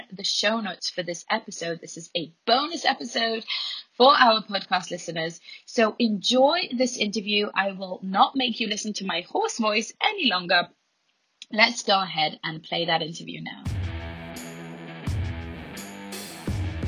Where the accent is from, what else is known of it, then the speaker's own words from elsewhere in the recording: Jerusalem, Jerusalem District, Israel; living through a lot of terror in my hometown in Jerusalem